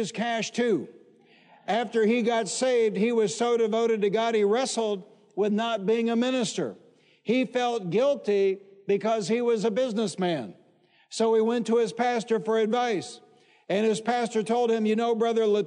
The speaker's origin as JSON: {"language": "English", "town": "Detroit", "region": "Michigan", "country": "United States", "tie": "born or raised there", "said": "When I was a boy growing up in Detroit, Michigan"}